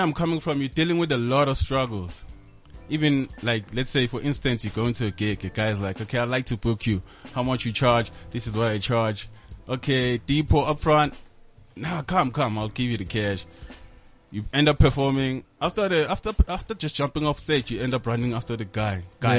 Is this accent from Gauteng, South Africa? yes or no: no; Mpumalanga, South Africa; I'm from Mpumalanga